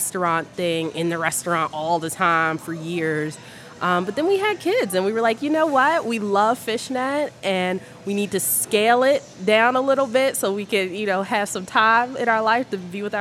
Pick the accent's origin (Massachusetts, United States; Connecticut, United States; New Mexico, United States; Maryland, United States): Maryland, United States; Baltimore; I am from Baltimore. I grew up in Baltimore